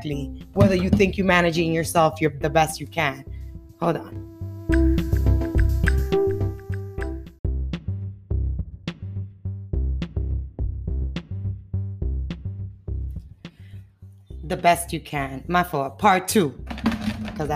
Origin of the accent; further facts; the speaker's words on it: New York City, New York, United States; I'm from the Bronx, yeah, the Bronx, you know, the dirty, dirty Bronx. But the Bronx was knocked me and build me